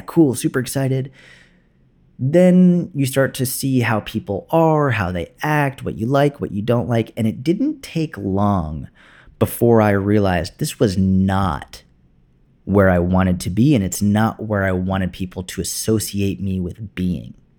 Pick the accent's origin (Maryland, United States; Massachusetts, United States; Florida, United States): Massachusetts, United States; Boston; moved away as an adult; also born or lived in Tel Aviv, Israel / New York City; I went back to Boston, which is where I grew up